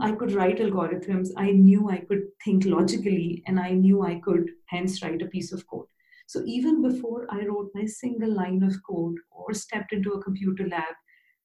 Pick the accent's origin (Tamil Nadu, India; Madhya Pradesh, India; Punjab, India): Madhya Pradesh, India; Bhopal; moved away as an adult; also born or lived in Bangalore / London; I got an opportunity to be a lecturer in a new engineering college in my hometown, Bhopal